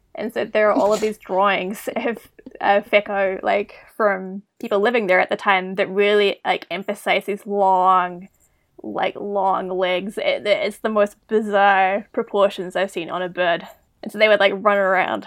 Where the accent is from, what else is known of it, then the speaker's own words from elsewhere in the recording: Wellington, New Zealand; moved away as an adult; also born or lived in United States / Australia; now in Calgary, Canada; I grew up in New Zealand. Um, I'm from Wellington originally, and went to school there